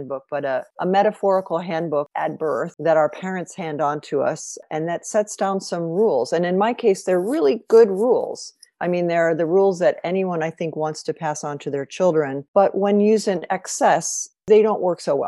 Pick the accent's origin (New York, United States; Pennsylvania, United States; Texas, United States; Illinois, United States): Illinois, United States; Evanston; moved away as an adult; also born or lived in Singapore / Lausanne; now in Chicago, United States; I come from Evanston, the first city north of Chicago, which is, we live in Chicago now primarily